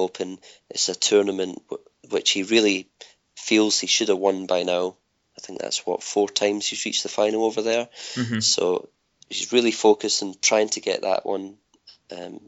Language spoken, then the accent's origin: English; Scotland, United Kingdom; I grew up playing tennis in Scotland